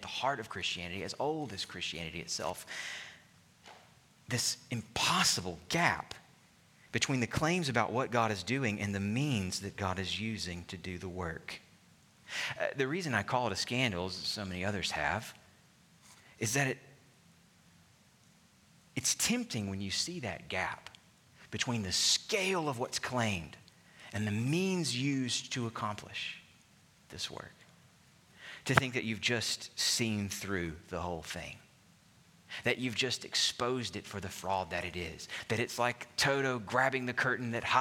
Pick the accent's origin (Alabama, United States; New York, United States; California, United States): Alabama, United States; my home state of Alabama